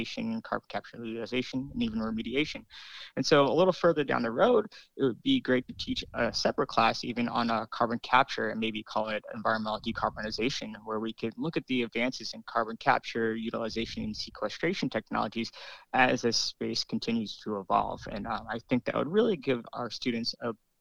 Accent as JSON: {"language": "English", "town": "New York City", "region": "New York", "country": "United States", "tie": "born or raised there", "moved": "yes", "said": "growing up in New York City"}